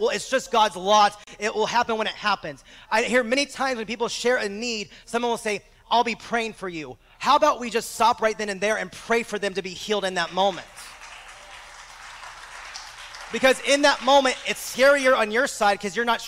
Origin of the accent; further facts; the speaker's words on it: Exton, Pennsylvania, United States; now in Bakersfield, United States; I'm now back in my hometown of Exton, Pennsylvania